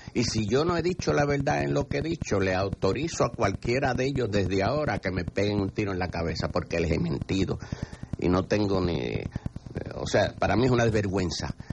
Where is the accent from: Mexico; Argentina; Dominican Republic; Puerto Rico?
Puerto Rico; puertorriqueño hasta la médula